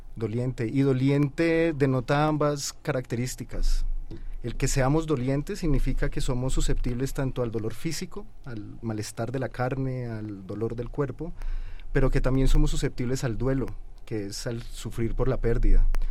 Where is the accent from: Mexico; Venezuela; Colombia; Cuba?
Colombia; yo soy colombiano